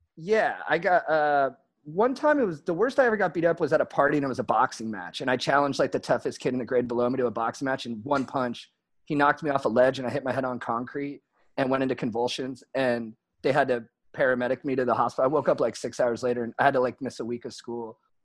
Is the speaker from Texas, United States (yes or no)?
no; San Juan Capistrano, California, United States; grew up mostly in San Juan Capistrano, which is like adjacent to San Clemente, but a little more inland